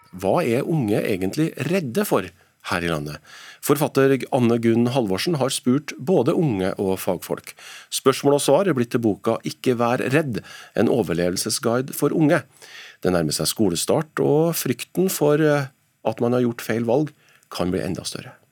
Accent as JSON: {"language": "Norwegian", "region": "Trøndelag", "country": "Norway", "said": "som trønder"}